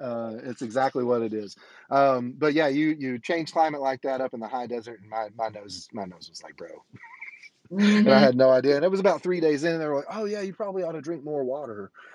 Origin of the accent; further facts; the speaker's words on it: Conway, Arkansas, United States; there's the place that I was born and graduated from, and there's Conway, Arkansas, which is my hometown.